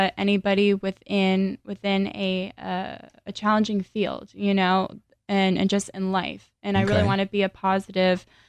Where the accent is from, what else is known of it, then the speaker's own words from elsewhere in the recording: Boca Raton, Florida, United States; I'm actually from Boca Raton, Florida